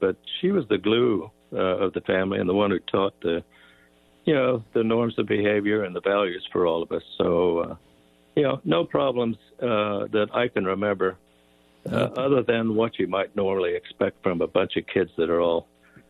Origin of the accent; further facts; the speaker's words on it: South East England, United Kingdom; Well, lots of memories of air raids and air raid sirens. You know, we were only about 3 miles from the Vickers aircraft factory, so there were lots of air raids.